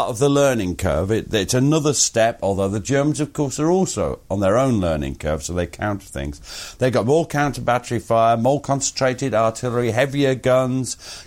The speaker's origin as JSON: {"language": "English", "town": "Stanhope", "region": "North East England", "country": "United Kingdom", "said": "I'm not from Luton or Liverpool or Chesterfield, I'm from Stanhope in Weardale."}